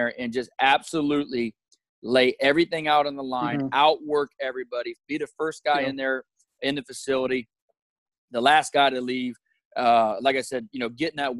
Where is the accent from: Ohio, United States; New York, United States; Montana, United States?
Ohio, United States; Columbus; moved away as an adult; I'm from Columbus, Ohio